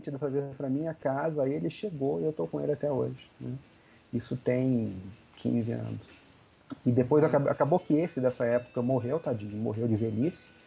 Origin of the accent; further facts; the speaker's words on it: Belo Horizonte, Minas Gerais, Brazil; Eu sou de Belo Horizonte, né? Os encontros são em São Paulo.